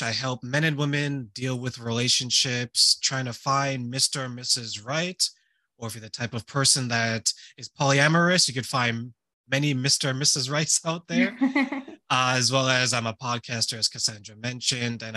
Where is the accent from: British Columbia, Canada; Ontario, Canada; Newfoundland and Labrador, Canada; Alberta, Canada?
Ontario, Canada; also born or lived in Montreal, Quebec; when we moved from Montreal, Quebec to Ontario, I was living with people who were relatively strangers to me